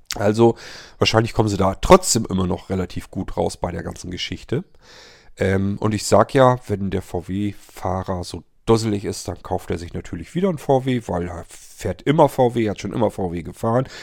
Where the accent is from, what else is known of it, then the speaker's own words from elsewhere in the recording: Germany; bei uns in Deutschland